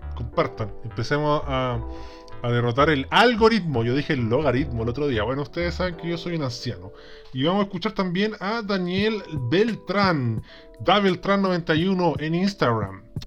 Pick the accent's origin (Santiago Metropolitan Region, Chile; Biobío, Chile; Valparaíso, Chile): Santiago Metropolitan Region, Chile; Peñaflor; also born or lived in Talagante; Yo nací en Talagante, pero criado en la República de Peñaflora, ¿ah? de estas poderosas provincias de, este inchequeable país eh, llamado Chile.